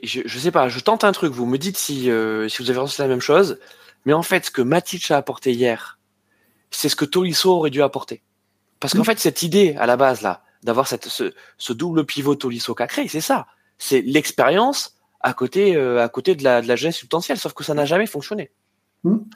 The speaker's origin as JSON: {"language": "French", "country": "France", "said": "en tant que Français"}